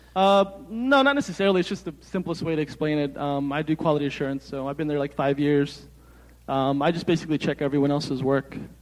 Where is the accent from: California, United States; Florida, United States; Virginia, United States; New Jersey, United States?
New Jersey, United States; I'm from Jersey.